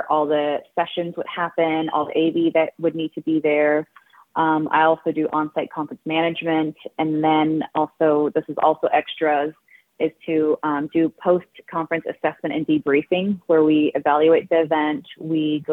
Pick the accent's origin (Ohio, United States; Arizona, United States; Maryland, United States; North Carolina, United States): Arizona, United States; I am from Ceiba, Delcai, Arizona, and our offices are located in Delcon, Arizona